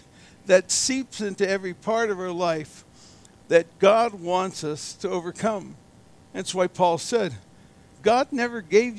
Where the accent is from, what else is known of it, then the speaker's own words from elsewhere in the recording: Erie, Pennsylvania, United States; I was raised in Erie, Pennsylvania